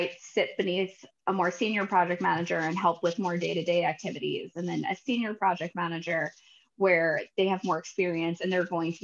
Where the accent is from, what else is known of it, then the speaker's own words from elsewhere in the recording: United States; moved away as an adult; also born or lived in New York City; now in California, United States; I grew up right outside of New York City